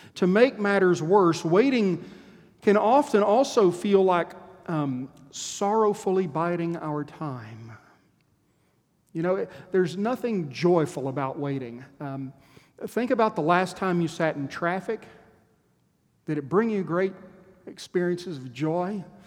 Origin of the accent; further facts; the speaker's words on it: Texas, United States; As a Texan